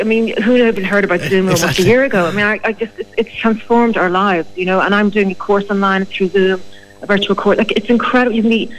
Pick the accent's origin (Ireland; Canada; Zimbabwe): Ireland; Well, we are Irish.